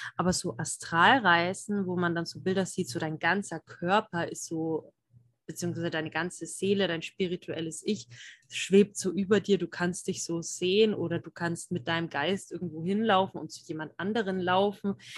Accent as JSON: {"language": "German", "area": "Franconia", "region": "Bavaria", "country": "Germany", "said": "ich komme ja aus dem Frankenland hier, also ich bin Fränkin"}